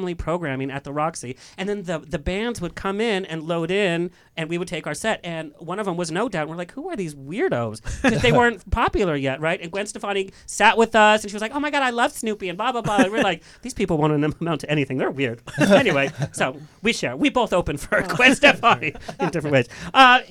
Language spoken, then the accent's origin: English; San Clemente, California, United States; also born or lived in Laguna Beach; I was born and raised in San Clemente